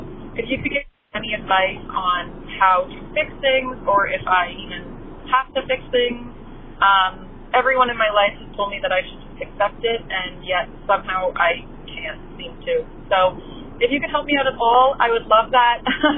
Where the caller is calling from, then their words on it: Canada; I'm calling from Canada today